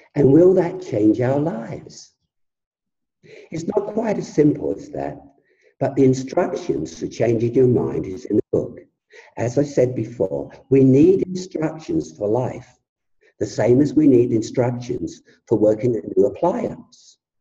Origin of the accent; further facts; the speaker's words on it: England, United Kingdom; I come from England